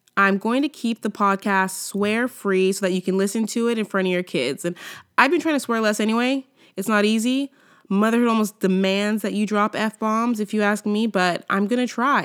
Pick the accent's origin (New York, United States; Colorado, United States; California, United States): California, United States; moved away as an adult; now in Canada; from California